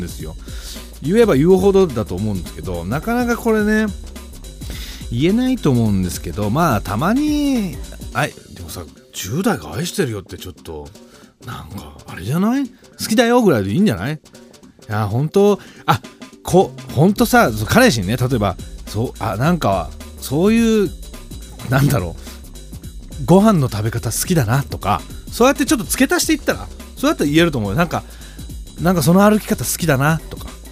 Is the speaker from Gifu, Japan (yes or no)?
yes; Gifu, Japan; 地元が岐阜